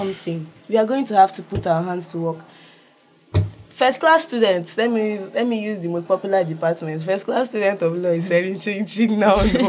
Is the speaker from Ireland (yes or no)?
no; Nigeria; being a Nigerian